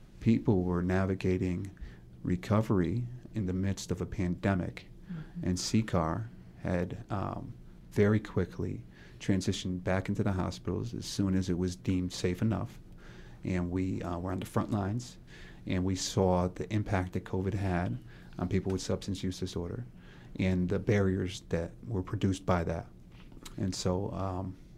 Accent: Middletown, Connecticut, United States; I'm from Middletown

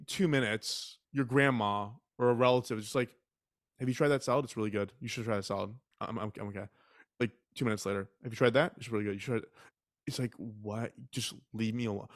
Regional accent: Texas, United States; I was raised in Texas

